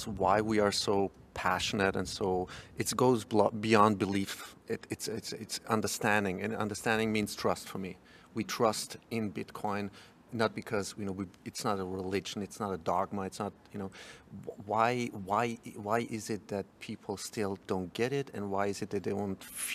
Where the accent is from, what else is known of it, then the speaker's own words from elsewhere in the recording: Austria; I'm from Austria